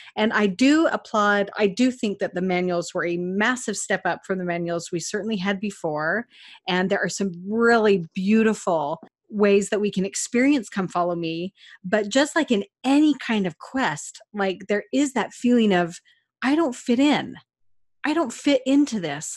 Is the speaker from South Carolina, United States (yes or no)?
no; Cache Valley, Utah, United States; I'm from Cache Valley